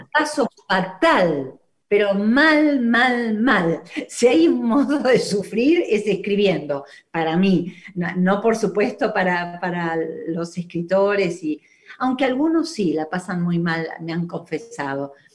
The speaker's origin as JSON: {"language": "Spanish", "country": "Argentina", "tie": "born or raised there", "said": "yo nací en Argentina, sí. Digo que me quedé en Argentina cuando ellos volvieron"}